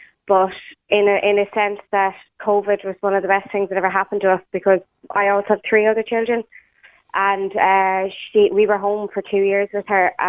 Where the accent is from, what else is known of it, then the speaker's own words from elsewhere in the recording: Galway, Connacht, Ireland; We're from Galway.